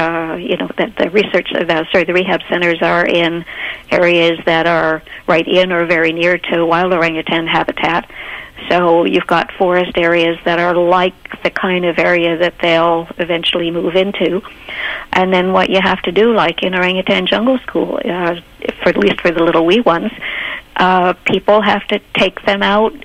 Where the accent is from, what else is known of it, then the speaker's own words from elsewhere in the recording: Canada; as a Canadian to study infant chimpanzees for my PhD.